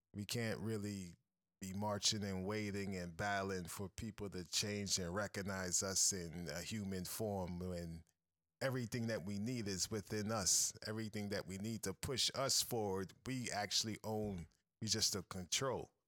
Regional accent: United States; moved away as an adult; now in Kenya; as a American

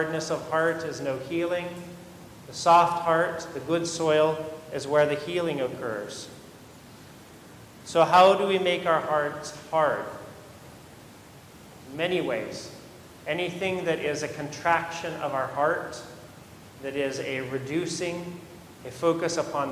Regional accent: Modesto, California, United States; I grew up in Modesto, in Central Valley, California

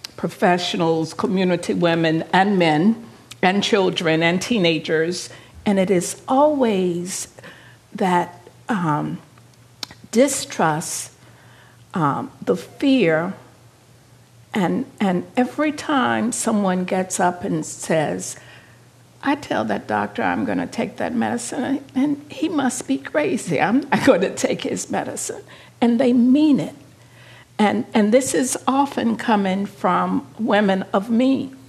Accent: the South, United States; I'm from the South

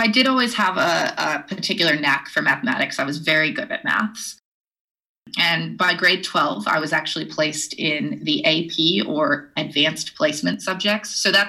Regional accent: Edgewood, New Mexico, United States; Well, I'm from Edgewood, New Mexico, which is this really tiny town to the east of Albuquerque, New Mexico, up in the mountains. And that's where I went to high school.

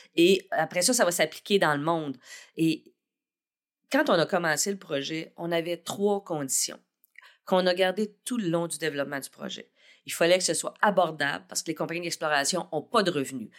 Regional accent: Saint-René-de-Matane, Quebec, Canada; moi, je suis originaire de Saint-René-de-Matane

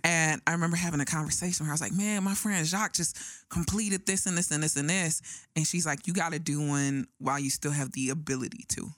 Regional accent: Phoenix, Arizona, United States; I was in the Boys and Girls Club in Phoenix, Arizona

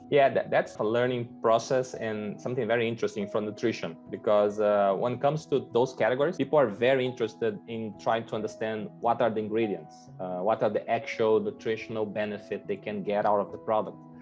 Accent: Brazil; accent: Brazilian; English is a second language; moved away; I'm Brazilian. So I started my career in Coca-Cola back in Brazil

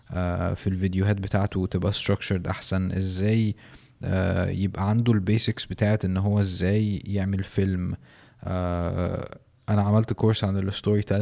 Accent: Mansoura, Dakahlia, Egypt; ما انا برضو من المنصورة تقريبا ورحت مر مرتين مثلا ولا حاجة

